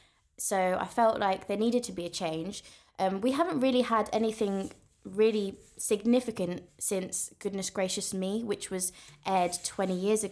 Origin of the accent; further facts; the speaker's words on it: Slough, South East England, United Kingdom; We're both actually from Slough.